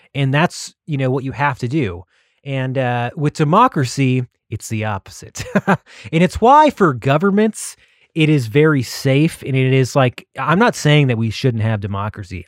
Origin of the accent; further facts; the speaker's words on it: Texas, United States; I'm from Texas